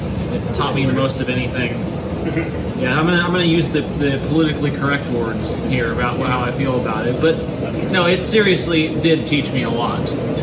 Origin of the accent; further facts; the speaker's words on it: Roaring Camp, Santa Cruz Mountains, California, United States; I grew up around Roaring Camp